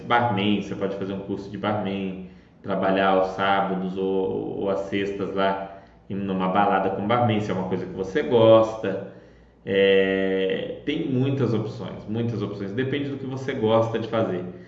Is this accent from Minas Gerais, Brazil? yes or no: yes; Belo Horizonte, Minas Gerais, Brazil